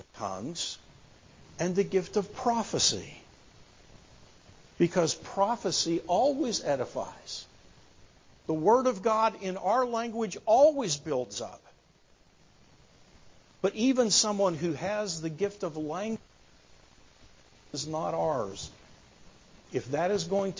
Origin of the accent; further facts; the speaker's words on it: United States; as American Christians